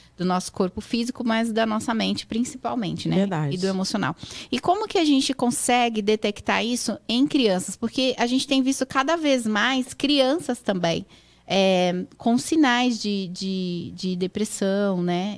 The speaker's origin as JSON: {"language": "Portuguese", "region": "São Paulo", "country": "Brazil", "moved": "yes", "lives_now": "United States", "said": "sou de Sampa"}